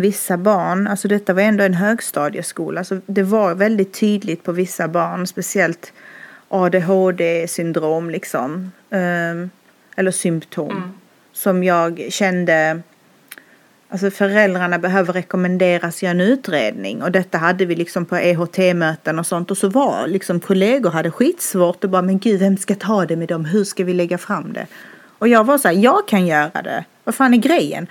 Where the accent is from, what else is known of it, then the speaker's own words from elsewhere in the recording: Skåne, Sweden; moved away as an adult; now in Stockholm, Sweden; jag bor i Stockholm men jag är som du hör från Skåne. Jag är uppvuxen där